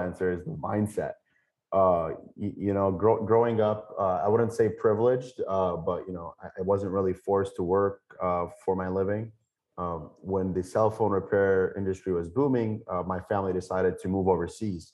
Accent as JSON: {"language": "English", "country": "United States", "tie": "born or raised there", "also_born_or_lived": "Lebanon", "said": "as an American, someone who has access to healthcare, basic paying jobs"}